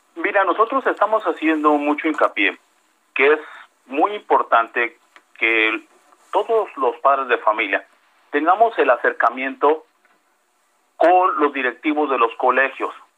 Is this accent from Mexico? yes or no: yes; Veracruz, Mexico; yo soy del estado de Veracruz